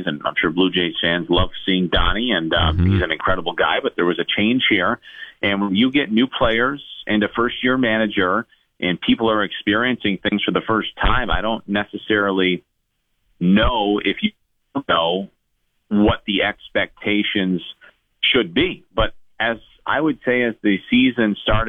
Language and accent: English; New York, United States; I grew up in New York